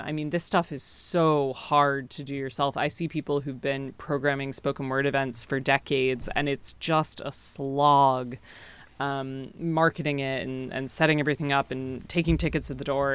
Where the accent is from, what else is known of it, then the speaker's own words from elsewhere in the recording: United States; now in United Kingdom; I'm from the States originally, and I haven't been home in, in almost three years